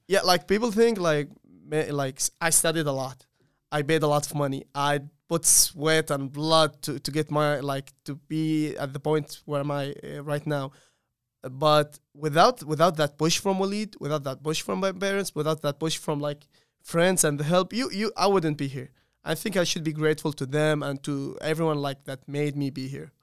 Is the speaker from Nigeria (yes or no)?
no; Saudi Arabia; moved away as an adult; now in Charlotte, United States; I'm from Saudi Arabia